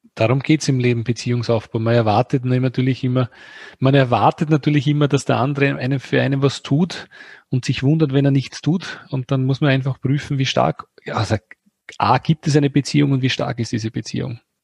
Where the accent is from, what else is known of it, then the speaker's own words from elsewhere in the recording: Austria; bei uns in Österreich